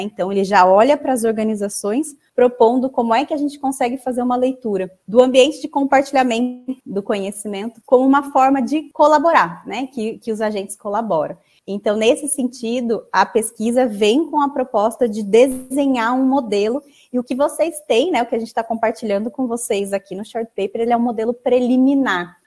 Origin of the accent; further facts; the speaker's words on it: Campinas, São Paulo, Brazil; eu sou da cidade de Campinas